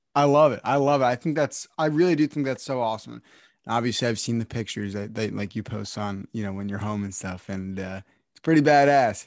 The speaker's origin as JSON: {"language": "English", "region": "New Jersey", "country": "United States", "said": "I'm from New Jersey"}